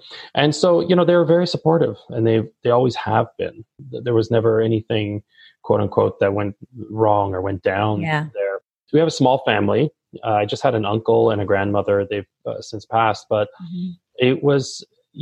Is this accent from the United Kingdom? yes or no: no; Toronto, Ontario, Canada; I grew up in Toronto. I'm born and raised here.